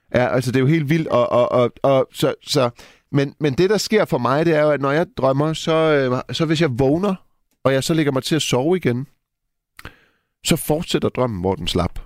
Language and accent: Danish; Silkeborg, Central Denmark Region, Denmark; jeg er fra Silkeborg